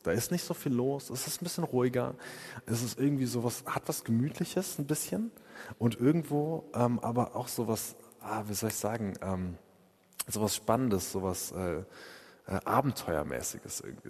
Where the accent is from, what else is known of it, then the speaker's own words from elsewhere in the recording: Freiburg, Baden-Württemberg, Germany; wie wir das als Freiburger machen